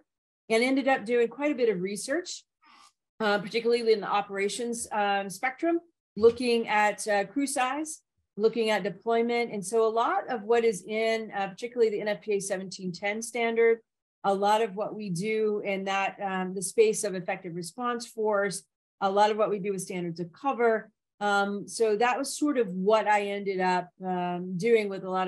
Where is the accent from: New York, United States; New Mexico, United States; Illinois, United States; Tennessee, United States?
Tennessee, United States; Nashville; also born or lived in Memphis, Tennessee; I grew up in Tennessee, first of all, in Nashville